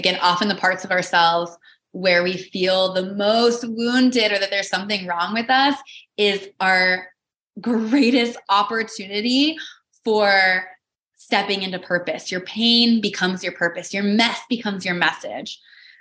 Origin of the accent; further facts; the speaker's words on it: Midwest, United States; moved away; a market in the Midwest where I grew up